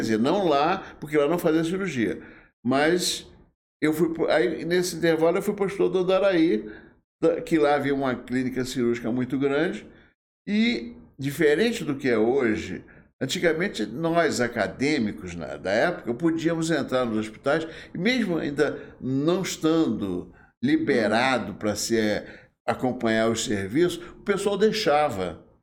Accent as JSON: {"language": "Portuguese", "region": "Rio de Janeiro", "country": "Brazil", "tie": "born or raised there", "moved": "as an adult", "lives_now": "Volta Redonda, Brazil", "said": "eu sou carioca do Rio de Janeiro. Hum. Nasci em Vila Isabel."}